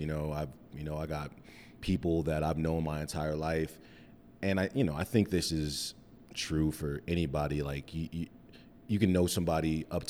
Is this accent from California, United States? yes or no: no; Cheyenne, Wyoming, United States; now in Denver, United States; I'm from Cheyenne, Wyoming. The thriving metropolis of Cheyenne, Wyoming. I moved to Denver in 2007